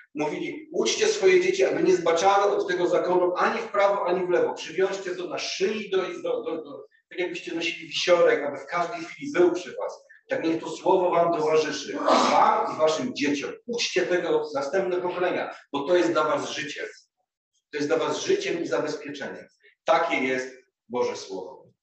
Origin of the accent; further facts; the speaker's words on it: Głogów, Lower Silesian Voivodeship, Poland; moved away; also born or lived in Kraków; do Głogowa, do mojego rodzinnego miasta